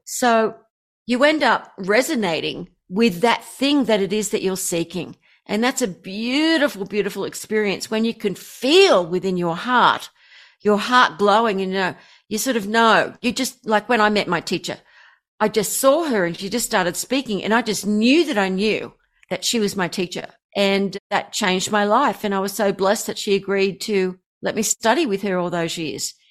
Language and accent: English; Australia; I'm an Aussie